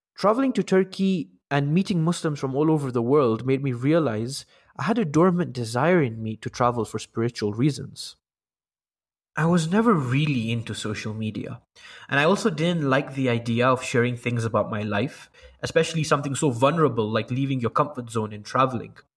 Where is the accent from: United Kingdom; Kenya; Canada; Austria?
Kenya; I'm from Kenya